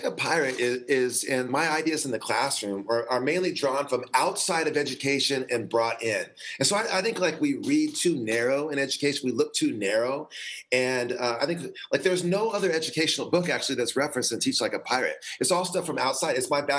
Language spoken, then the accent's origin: English; San Diego, California, United States; from San Diego, and I was a teacher for 17 years